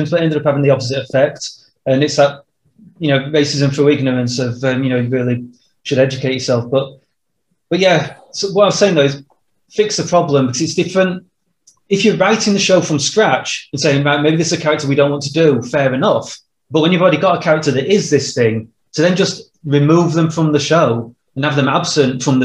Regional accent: Yorkshire and the Humber, United Kingdom; we're two white dudes who come from a, you know, Yorkshire mining town in, well, Yorkshire. We're not American.

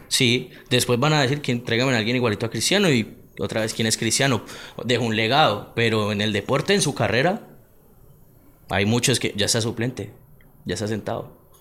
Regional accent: Palmira, Valle del Cauca, Colombia; soy de Palmira

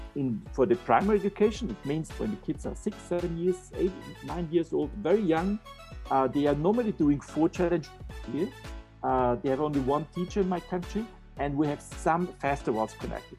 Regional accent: Austria; I'm from Austria

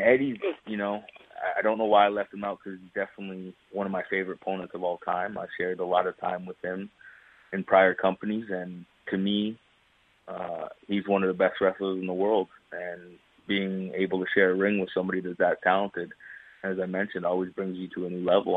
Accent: Canada; growing up in Canada, it was a little bit difficult to kind of break out of Canada's scene

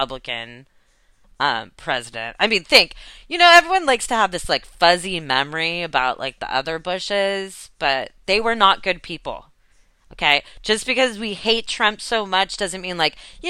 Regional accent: United States; as an American

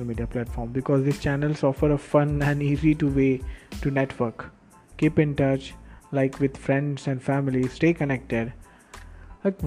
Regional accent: Karad, Maharashtra, India; also born or lived in Pune; also in Karad, my hometown

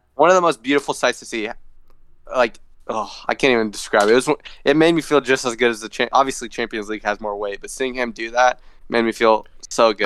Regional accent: United States; I'm American

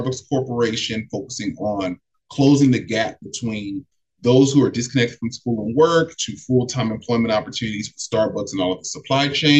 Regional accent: Los Angeles, California, United States; I was bused to school all the way from my home. I'm from South Central LA, but I was bused to school on the West Side from the sixth grade to the 12th grade.

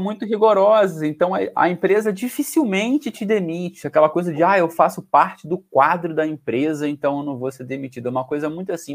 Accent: Rio de Janeiro, Brazil; accent: carioca; now in Portugal; eu que sou do Rio

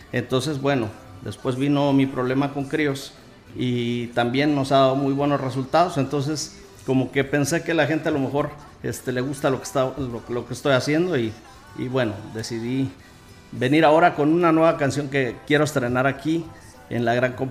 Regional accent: Xilitla, San Luis Potosí, Mexico; now in Atlanta, United States; Yo soy de Gilitla y bueno, pues eh, vivo en Atlanta desde hace 30 años casi.

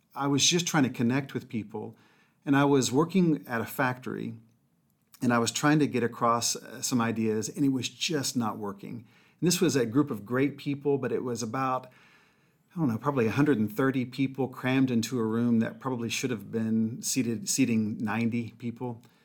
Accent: Mobile, Alabama, United States; I grew up in Mobile, Alabama

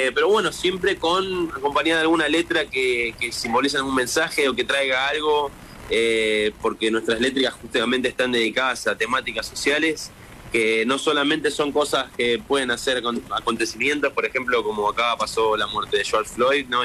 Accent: Argentina; now in Los Angeles, United States; Somos dos argentinos

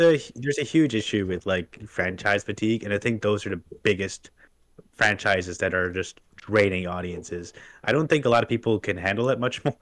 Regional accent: Canada; I'm Native American

